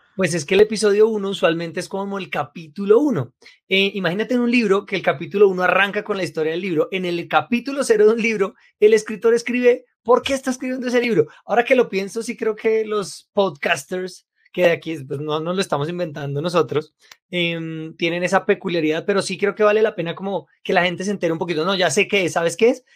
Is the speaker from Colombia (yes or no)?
yes; Bogotá, Colombia; Yo nací en Colombia, en Bogotá